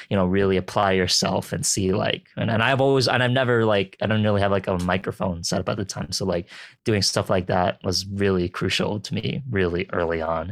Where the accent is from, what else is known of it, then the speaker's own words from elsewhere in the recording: Philippines; I'm a Filipino